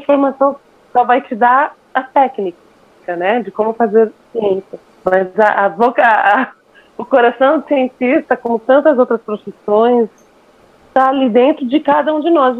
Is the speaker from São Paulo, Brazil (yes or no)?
yes; São Paulo, Brazil; Eu sou paulistana com muito orgulho